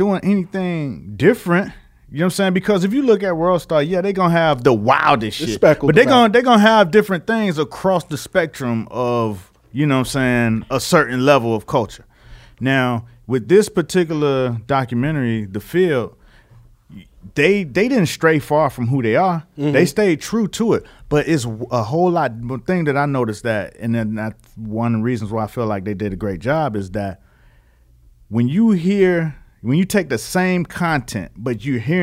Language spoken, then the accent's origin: English; Miami, Florida, United States; I'm from Miami